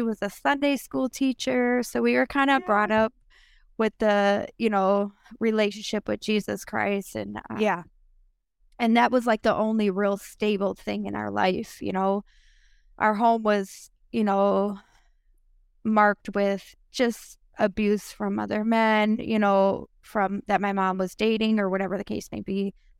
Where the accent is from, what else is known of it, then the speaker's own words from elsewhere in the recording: Minneapolis, Minnesota, United States; we grew up mainly in North Minneapolis, area, you know, and there were times that we would stay in like condemned homes, condemned homes.